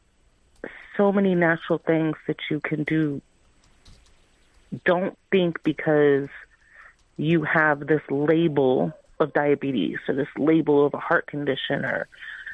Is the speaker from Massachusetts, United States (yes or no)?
no; Miami, Florida, United States; moved away as an adult; now in Tennessee, United States; Miami, Florida, which is my hometown